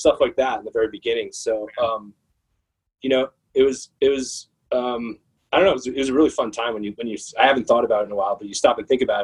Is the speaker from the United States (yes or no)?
yes; Phoenix, Arizona, United States; moved away as an adult; now in New York, United States; I'm from Phoenix. I was born in Phoenix